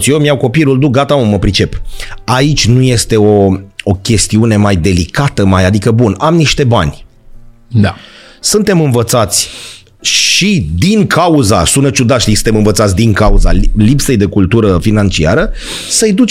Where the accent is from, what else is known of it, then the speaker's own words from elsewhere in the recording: Bucharest, Romania; noi nu putem la Piatra Neamț să mergem să locuim, că noi suntem din București